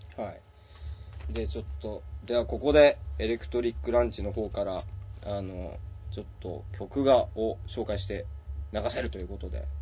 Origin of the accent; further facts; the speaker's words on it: Yamagata, Japan; now in Tokyo, Japan; 俺ら、あの、山形県出身なんですけど